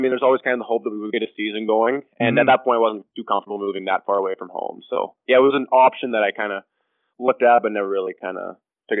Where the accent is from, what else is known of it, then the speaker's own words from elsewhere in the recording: Calgary, Alberta, Canada; born and raised in Calgary. Started playing hockey when I was four. Kind of always stuck around the northwest part of Calgary